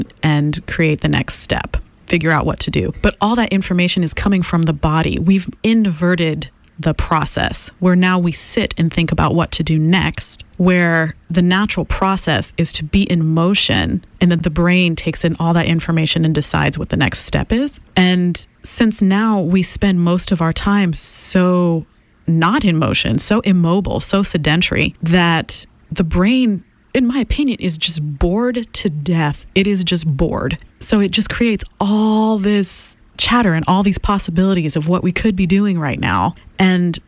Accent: Haiti; English is a second language; moved away as an adult; I come from Haiti and voodoo is the cultural practice there.

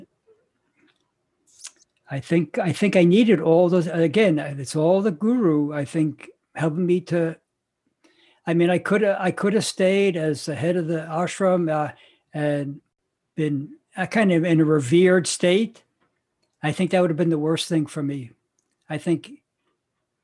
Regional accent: New York, United States; New York. That's my hometown

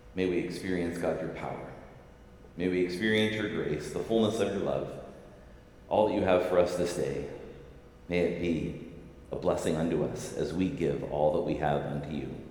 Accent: Southern California, United States; now in Seattle, United States; I grew up in Southern California in the 70s and 80s

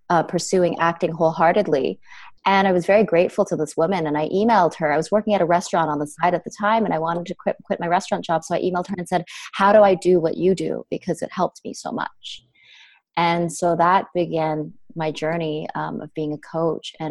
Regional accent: Canada; also born or lived in United States; I ended up, I'm from Canadian. So I ended up leaving my life in the States, which I had lived in for 12 years

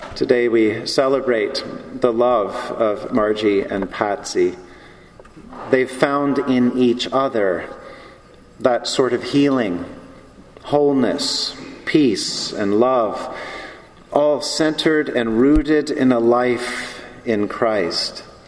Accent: the South, United States; I'm from the South

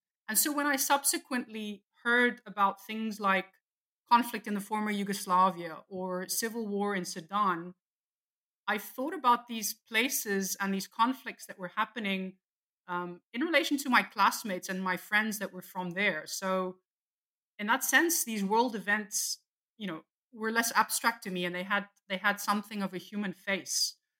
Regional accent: South Africa; also born or lived in abroad; you know, I'm South African, so I grew up partly in South Africa, but I also grew up abroad because my dad was a diplomat.

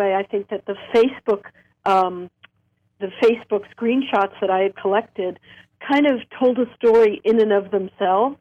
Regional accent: New York City, New York, United States; I grew up in Coney Island, actually, New York.

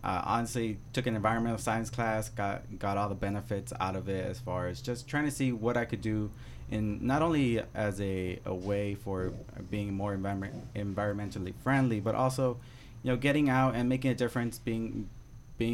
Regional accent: Los Angeles, California, United States; now in San Gabriel, United States; I grew up in Highland Park, so northeast

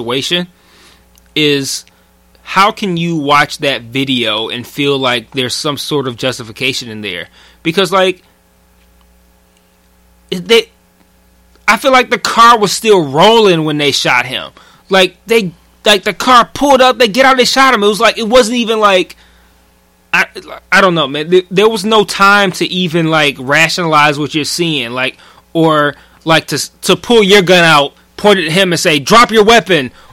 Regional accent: Detroit, Michigan, United States; we grew up in Detroit public school

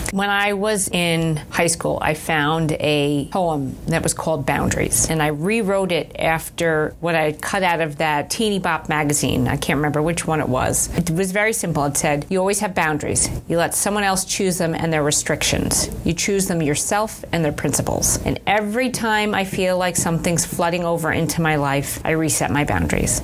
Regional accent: Manhasset, New York, United States; I grew up in a town called Manhasset which okay. is in Nassau County

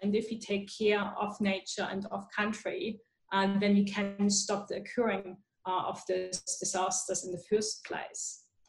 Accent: Germany; now in Australia; I'm originally from Germany, so we we have the school garden movement.

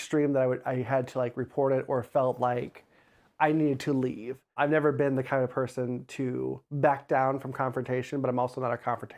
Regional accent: Crown Point, Indiana, United States; I grew up in Crown Point, Indiana, born and raised. I was in a weird area of Crown Point where I had a Crown Point address, but went to the Maryville School District.

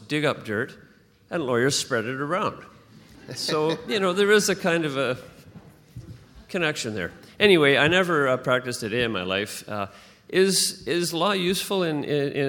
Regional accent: Vancouver, British Columbia, Canada; also born or lived in London; I was born in Vancouver

